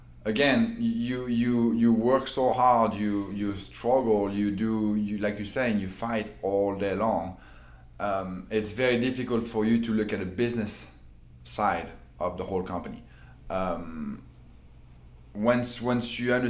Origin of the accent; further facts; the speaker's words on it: France; moved away as an adult; now in United States; I moved from France. I was 21